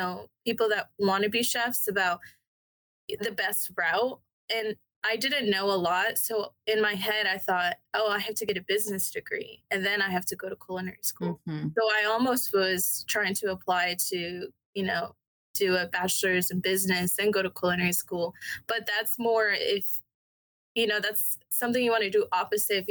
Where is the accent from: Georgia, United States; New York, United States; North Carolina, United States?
Georgia, United States; Decatur; also born or lived in Denver, Colorado / Canton, Georgia; I grew up here